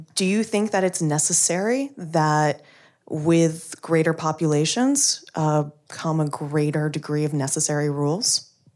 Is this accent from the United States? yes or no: yes; the Midwest, rural Missouri, United States; now in Washington, DC, United States; here in DC, but I'm from the Midwest, so like rural Missouri